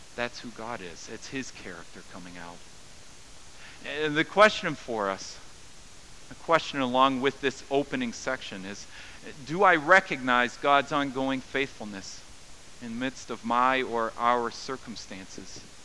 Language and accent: English; United States; I'm an American